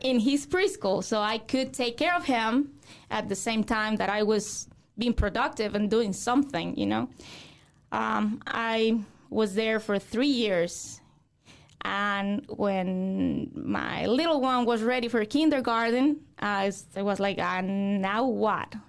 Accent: Mexico; English is a second language; moved away as an adult; also born or lived in Guadalajara, Mexico; now in Fort Wayne, United States; I grew up in Zaguayo

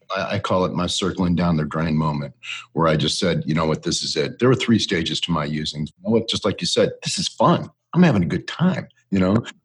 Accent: Northeast Ohio, United States; I grew up in Northeast Ohio

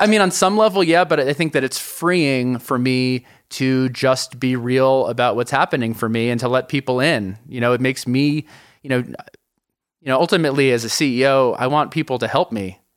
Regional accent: New York City, New York, United States; moved away as an adult; now in Colorado, United States; I'm from New York City originally, moved to Colorado

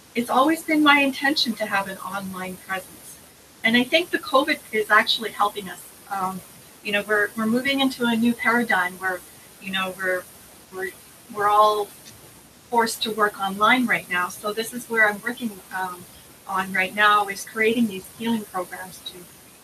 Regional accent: Parry Sound, Ontario, Canada; also born or lived in Henvey Inlet First Nation; I was born in Parry Sound. I originally come from Hendy Inlet First Nation, and I've been living off reserve my whole life

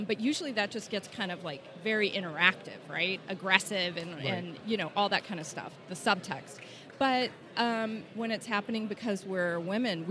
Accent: East Texas, United States; I grew up in East Texas, right, where people drove vehicles with Confederate flags on them

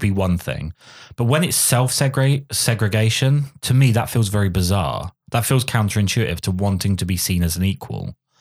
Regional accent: England, United Kingdom; I'm English

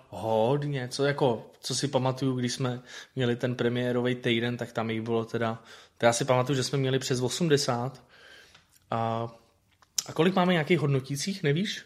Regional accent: Prague, Czechia; já jsem bydlel vlastně v Londýnský, z druhé strany, že jo, na Bělehradský byla radost a tam já jsem chodil prostě do videopůjčovny od, od dětství

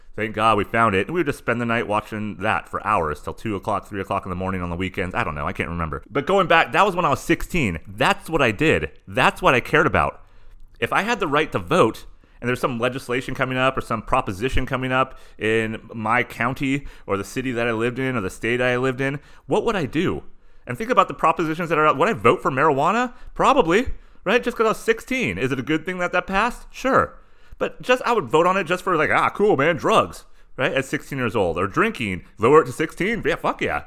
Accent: Southern California, United States; living in and growing up in Southern California

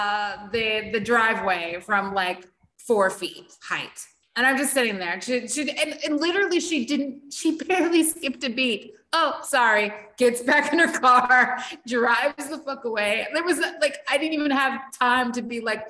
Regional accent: United States; accent: American; now in Barbados; my American accent

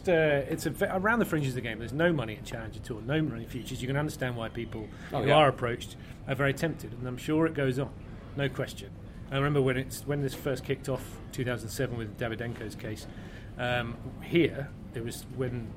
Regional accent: United Kingdom; as a Brit

